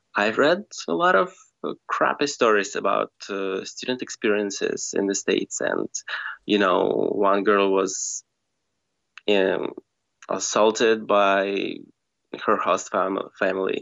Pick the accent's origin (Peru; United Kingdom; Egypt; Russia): Russia; moved away as an adult; now in Bulgaria; originally I come from Russia, like from a tiny village in Russia, which is uh, 600 kilometers away from Moscow. Mm. And um, yeah, I've spent 17 years of my life in that tiny village